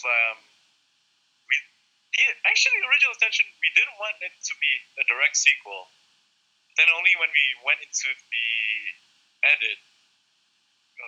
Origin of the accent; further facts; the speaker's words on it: Semporna, Sabah, Malaysia; moved away; also born or lived in United Kingdom / West Malaysia; Semporna, which is my hometown